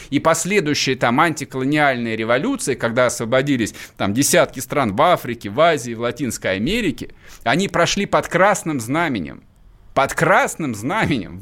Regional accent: Vladimir Oblast, Russia; moved away; Я вырос во Владимирской области.

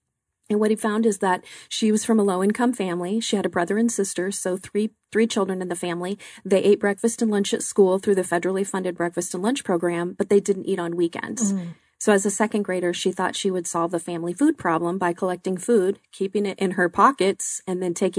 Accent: Glendale, United States; I grew up in the Glendale area

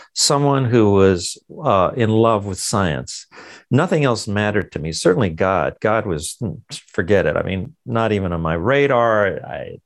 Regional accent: Los Angeles, California, United States; I was born in East LA, in the Mexican barrio.

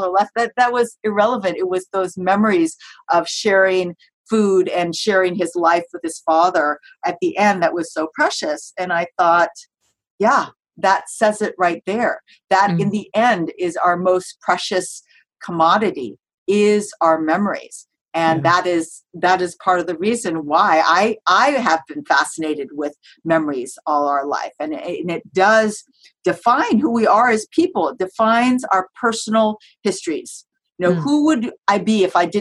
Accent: United States; I'm Japanese American, my parents were born in the United States

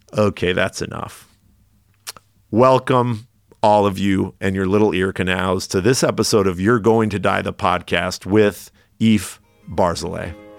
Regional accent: Redding, California, United States; moved away as an adult; also born or lived in Los Angeles, California; now in San Francisco, United States; I grew up in Redding, California, on the northern side of California

